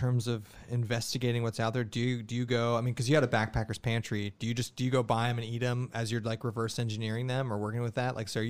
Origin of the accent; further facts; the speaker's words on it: Columbus, Ohio, United States; we're from Columbus